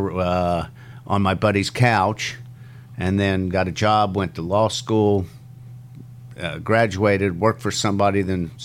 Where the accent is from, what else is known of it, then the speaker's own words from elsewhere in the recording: Ohio, United States; moved away as an adult; also born or lived in Wisconsin / California; now in Brisbane, Australia; I grew up in Ohio